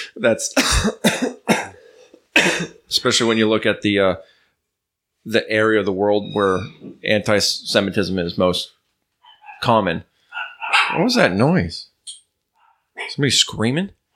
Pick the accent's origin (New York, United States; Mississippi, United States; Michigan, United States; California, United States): New York, United States; it's not not my native land, but that's where I grew up, so that's like my uh, my home